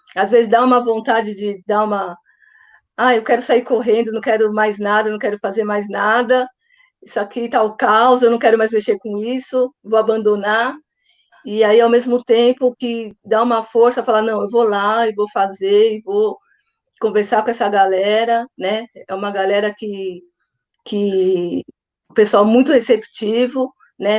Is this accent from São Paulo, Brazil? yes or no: yes; São Paulo, Brazil; sou de São Paulo